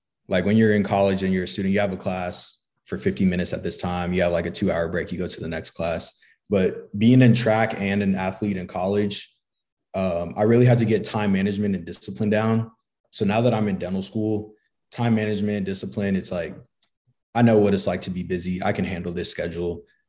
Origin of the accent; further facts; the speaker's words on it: Flower Mound, Texas, United States; moved away as an adult; now in San Antonio, United States; I'm from the Dallas area. Okay. Flower Mound, Texas. Now I'm in San Antonio.